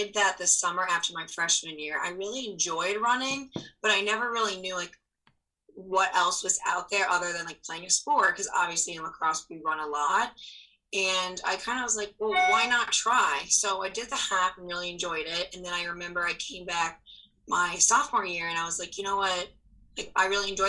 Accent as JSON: {"language": "English", "region": "New York", "country": "United States", "moved": "as an adult", "lives_now": "Detroit, United States", "said": "I'm originally from New York"}